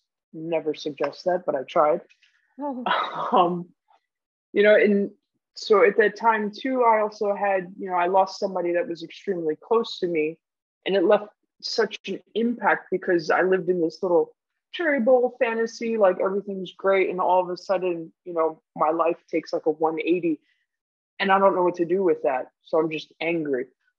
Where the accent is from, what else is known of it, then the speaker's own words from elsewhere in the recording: Guam; also born or lived in Germany; Originally, I'm from Germany, but I spent most of my life in Guam.